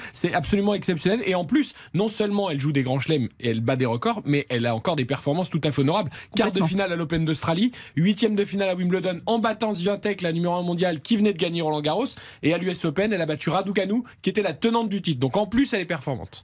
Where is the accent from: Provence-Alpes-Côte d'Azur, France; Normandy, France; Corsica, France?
Provence-Alpes-Côte d'Azur, France; near Nice; moved away; juste à côté de chez moi, de ma région d'origine